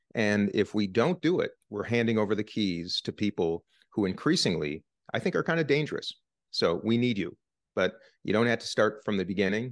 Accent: Minnesota, United States; Minnesota, my home state

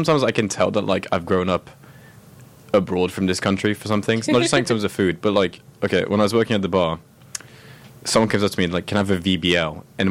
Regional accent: Grasse, Provence-Alpes-Côte d'Azur, France; I was born in Grasse, in France.

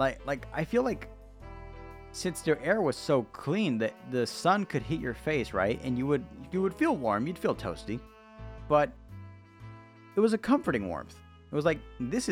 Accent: United States

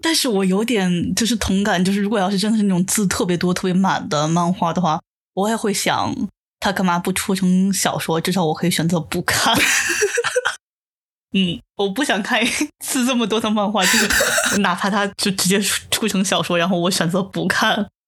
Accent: China; first language Chinese; moved away as an adult; now in Japan; 我在国内其实日语只有听和读，完全没有说和写的经历

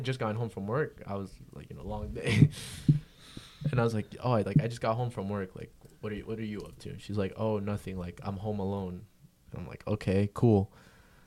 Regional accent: Fort Myers, Florida, United States; I'm from Fort Myers

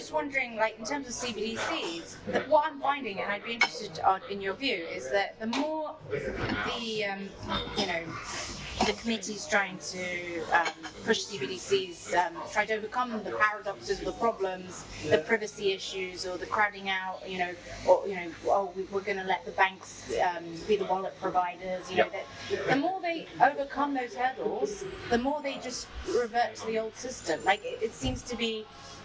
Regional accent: United Kingdom; I, as a Brit

